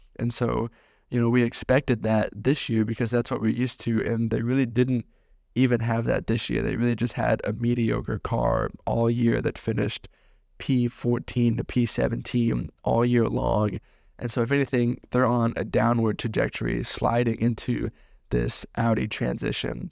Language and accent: English; United States; as an American